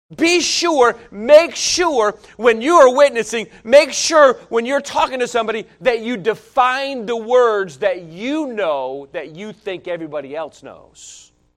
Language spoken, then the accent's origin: English; northeast of Albany, New York, United States; the little towns that I'm from and so I always, I always reference Albany. So we're Two hours, forty-five minutes northeast of Albany